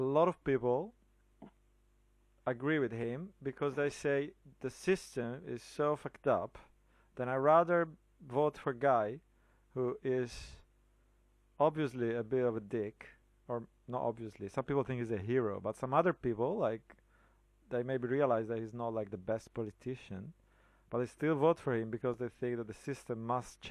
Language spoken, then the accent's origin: English; Italy; I'm from Italy